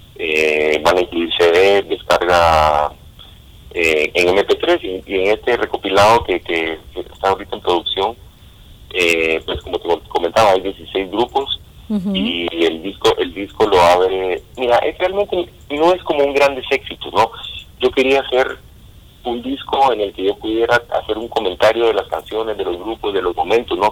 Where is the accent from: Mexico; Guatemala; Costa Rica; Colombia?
Guatemala; Guatemala City, Guatemala Department; moved away; yo soy guatemalteco, nací en la ciudad